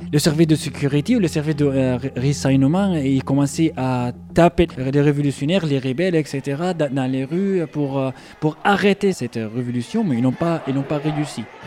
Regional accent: Ibta, Daraa Governorate, Syria; French is a second language; moved away as an adult; also born or lived in Damascus, Syria; now in Toulouse, France; je suis né en Syrie, dans le sud de Syrie, dans une petite ville, ou comme on dit, un petit village s'appelle Ipta, c'était euh, là-bas mon, enfance jusqu'à l'âge de 13 ans. Et après, j'ai déménagé à Dera

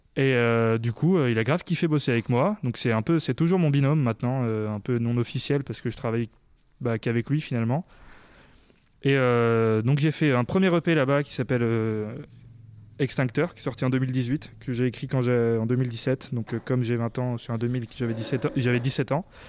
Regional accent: Clermont-Ferrand, Auvergne-Rhône-Alpes, France; je suis né à Clermont

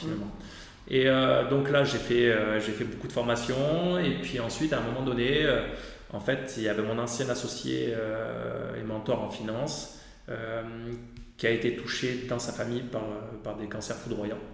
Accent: Aix-en-Provence, Provence-Alpes-Côte d'Azur, France; je suis d'Aix-en-Provence

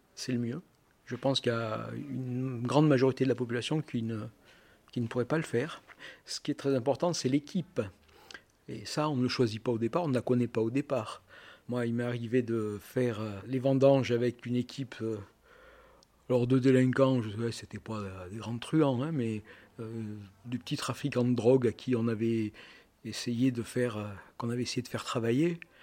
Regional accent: Aurillac, Auvergne-Rhône-Alpes, France; je viens du centre de la France, je viens d'Aurillac

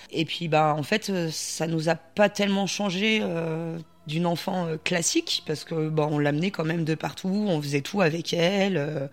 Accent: Voreppe, Auvergne-Rhône-Alpes, France; je viens de Vorep et je suis auxiliaire de vie

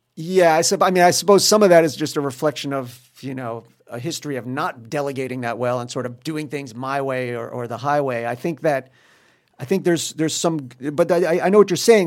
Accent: New York, United States; moved away as an adult; now in Paris, France; I'm from New York

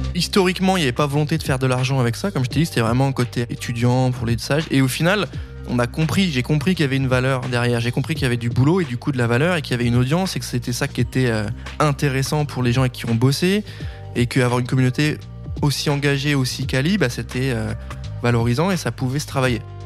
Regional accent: Nancy, Grand Est, France; je viens de Nancy

